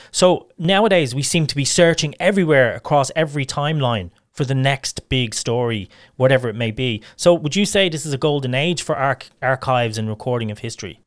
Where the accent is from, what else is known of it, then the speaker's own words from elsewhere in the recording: Dublin, Leinster, Ireland; I was born and raised in Ballyfermot.